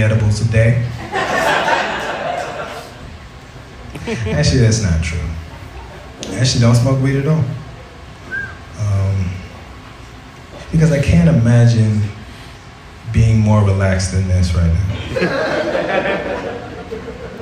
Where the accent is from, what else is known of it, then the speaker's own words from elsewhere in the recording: Tyler, Texas, United States; now in Portland, United States; I'm originally from Tyler, Texas.